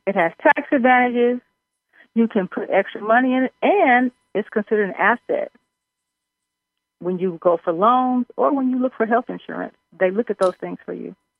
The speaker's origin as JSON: {"language": "English", "region": "Missouri", "country": "United States", "said": "I'm from Missouri."}